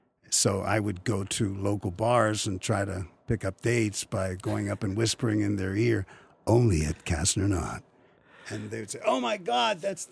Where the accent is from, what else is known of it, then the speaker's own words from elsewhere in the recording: Grampian, Pennsylvania, United States; now in Chicago, United States; I was born in Western Pennsylvania, a place called Grampian, named after the Grampian Hills of Scotland, population 300. One red light and two gas stations. And then we lived there and my family were coal miners.